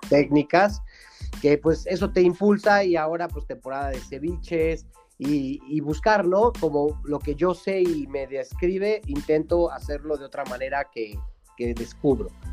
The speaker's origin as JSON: {"language": "Spanish", "town": "Cholula", "region": "Puebla", "country": "Mexico", "tie": "born or raised there", "also_born_or_lived": "Chipilo", "said": "en la ciudad que somos originarios. Digo, yo soy orgullosamente cholulteca, con parte ascendente eh, en Chipilo, ¿no? Que son dos ciudades pues muy conocidas de Puebla, pero al fin soy poblano"}